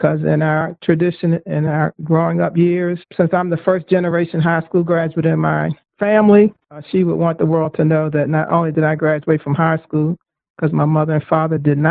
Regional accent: Baltimore, Maryland, United States; I was born in Baltimore, Maryland, in a section of Baltimore called Sandtown

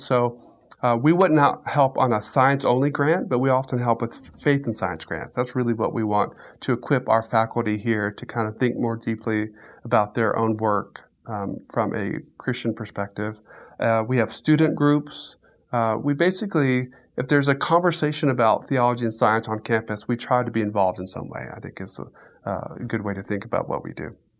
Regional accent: Central Florida, United States; moved away as an adult; now in Alabama, United States; I grew up in Florida, Central Florida, and so I am a native Floridian

